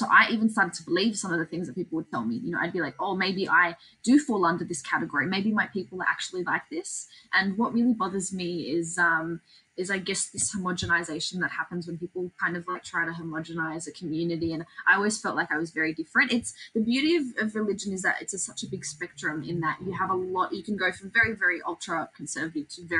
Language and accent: English; Sydney, New South Wales, Australia; I'm very proud to be Aussie, I'm very proud to be from this country